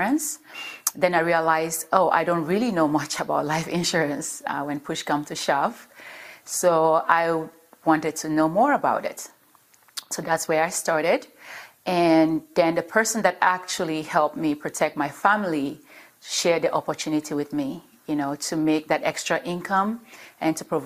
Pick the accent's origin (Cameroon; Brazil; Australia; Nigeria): Cameroon; now in United States; I'm originally from Cameroon, from West Africa, Cameroon. But I've been in the States for a number of years